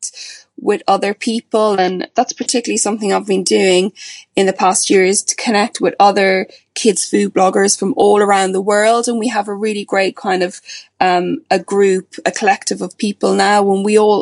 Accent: Ireland; also born or lived in England, United Kingdom; now in United Kingdom; As you can probably tell from my accent, I'm originally from Ireland, but I'm living in the UK now.

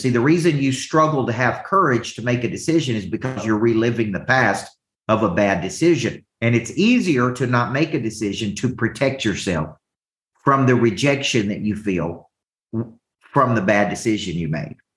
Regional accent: the South, United States; accent: Southern; my Southern accent

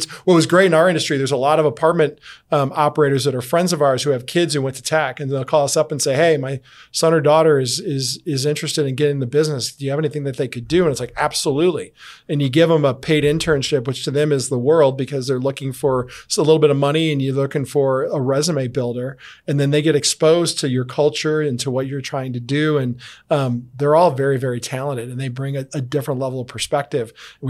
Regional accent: Chicago, Illinois, United States; I came from Chicago, where it's very dog eat dog. And I come down here and everybody's so nice.

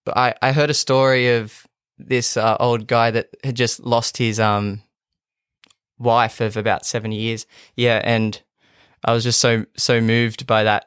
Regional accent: Kempsey, New South Wales, Australia; now in Gladstone, Australia; I grew up on a small farm outside of Kempsey.

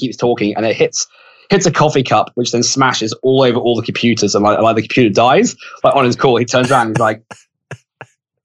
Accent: United Kingdom; now in Australia; I'm British and I'm in Australia

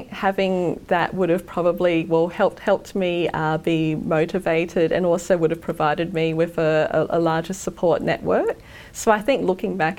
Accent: Sunshine Coast, Queensland, Australia; I went to high school on the Sunshine Coast, and then for most of the first year of university, I was travelling from the Sunshine Coast to university.

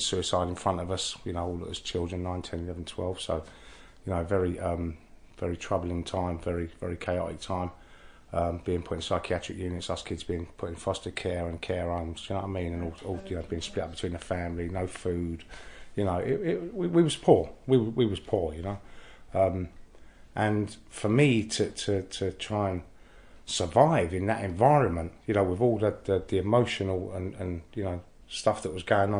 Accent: London, United Kingdom; I grew up in Innisfail Road, Oxford Street, Baker Street, Marylebone, Kilburn, you know, Paddington, Warwick Avenue

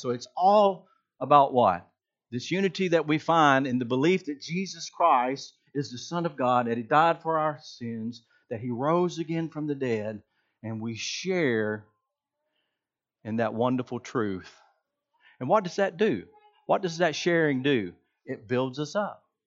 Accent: Georgia, United States; I'm from Georgia

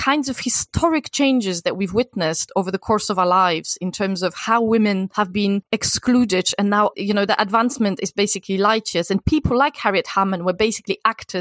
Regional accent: Poland; moved away; I come from Poland, and for the first decade of my life, Poland was a communist country

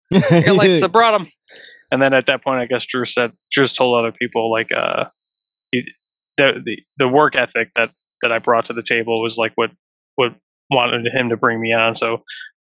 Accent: Buffalo, New York, United States; now in Los Angeles, United States; I'm from Buffalo, New York

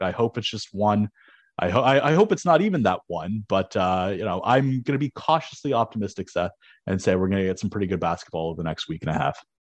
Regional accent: Canada; as a Canadian

